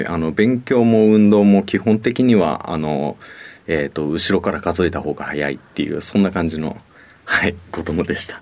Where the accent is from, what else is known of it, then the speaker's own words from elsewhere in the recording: Tokyo, Japan; 出身は東京です